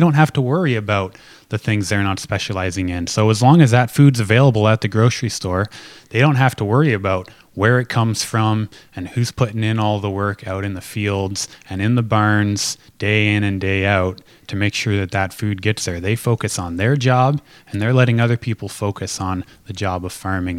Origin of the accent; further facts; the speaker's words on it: Lynden, Washington, United States; growing up in Linden, you grow up in the middle of a farming community